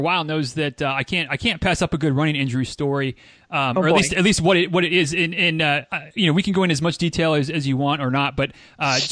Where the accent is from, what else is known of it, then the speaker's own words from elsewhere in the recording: Michigan, United States; also born or lived in Central Florida; now in Florida, United States; I'm from Michigan originally